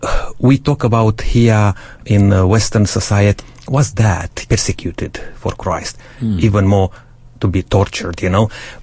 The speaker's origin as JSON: {"language": "English", "country": "Romania", "tie": "born or raised there", "moved": "yes", "lives_now": "Adelaide, Australia", "said": "I grew up in Romania, in a communist country, and I give my life to God during that time."}